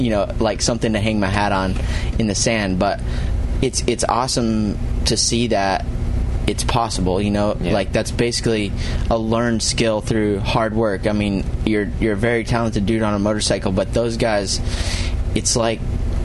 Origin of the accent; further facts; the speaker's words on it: United States; also born or lived in Europe; as an American who struggled his face off in the sand in Europe for 5 years